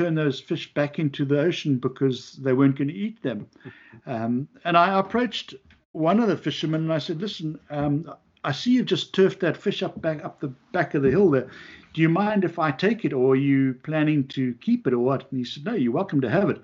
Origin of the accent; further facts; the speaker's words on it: South Africa; now in Long Island, United States; I'm from South Africa